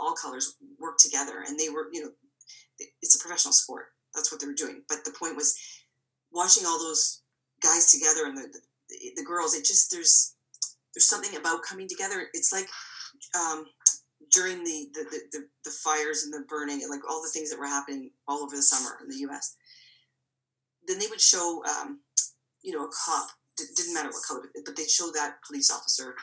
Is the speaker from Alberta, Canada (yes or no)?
no; Toronto, Ontario, Canada; I'm born and raised in Toronto.